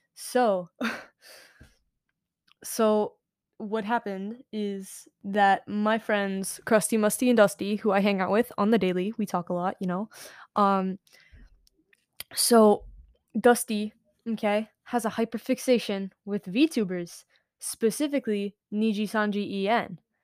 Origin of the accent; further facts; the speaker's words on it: United States; I'm American.